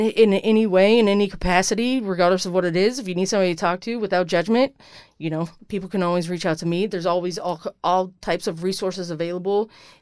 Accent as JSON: {"language": "English", "region": "Iowa", "country": "United States", "tie": "born or raised there", "moved": "yes", "said": "growing up in Iowa and being in the Army"}